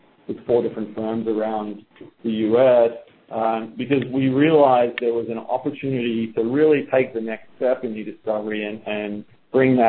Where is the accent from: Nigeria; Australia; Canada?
Australia; moved away as an adult; now in United States; as you can probably tell from my accent, I'm not a native of the U.S., although I recently became a citizen. I am from down under, Australia